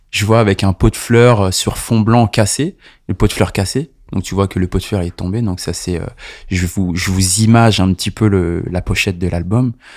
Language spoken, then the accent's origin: French; La Rochelle, Nouvelle-Aquitaine, France; moved away as an adult; also born or lived in Montreuil; now in Paris, France; Je suis né à La Rochelle, donc à quatre cent cinquante kilomètres d'ici. Et ça fait à peu près quinze ans que je suis sur Paname